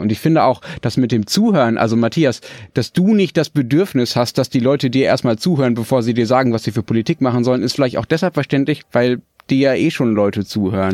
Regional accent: Germany; bei uns in Deutschland

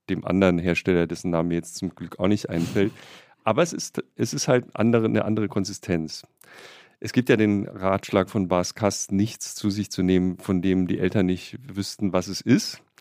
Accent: Bretten, Baden-Württemberg, Germany; born or raised there; now in Berlin, Germany

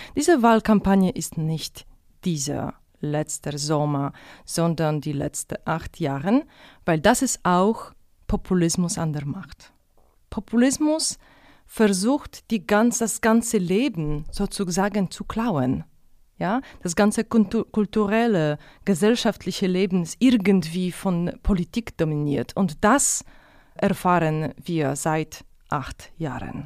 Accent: Poland; German is a second language; moved away as an adult; also born or lived in Munich; ich bin aus Polen

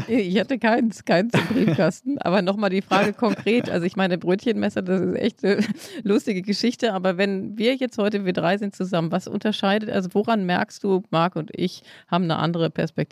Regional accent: Hamm, North Rhine-Westphalia, Germany; born or raised there

